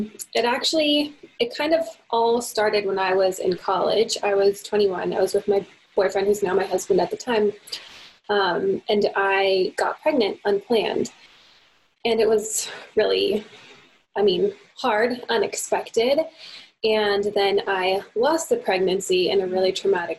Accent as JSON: {"language": "English", "country": "United States", "moved": "as an adult", "lives_now": "Canada", "said": "I'm American"}